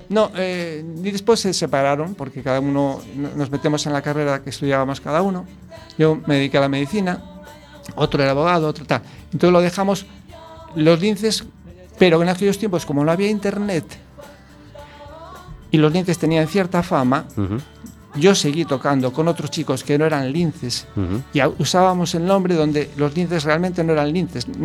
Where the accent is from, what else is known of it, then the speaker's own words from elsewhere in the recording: Ourense, Galicia, Spain; born there; also born or lived in Switzerland; nací en Orense, hice el dinero en Suiza ¿eh?